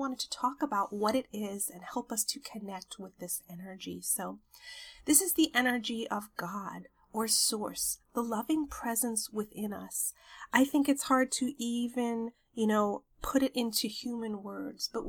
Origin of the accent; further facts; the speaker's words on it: New York, United States; moved away; I visited New York, my hometown